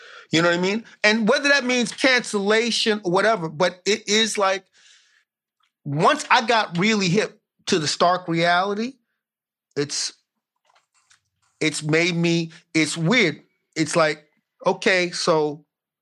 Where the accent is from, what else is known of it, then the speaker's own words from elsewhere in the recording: Brooklyn, New York, United States; I was brought up in Brooklyn